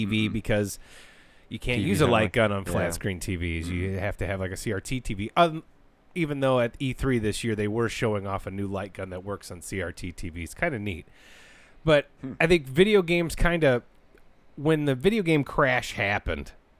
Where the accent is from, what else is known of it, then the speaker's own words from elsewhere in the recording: United States; I'm American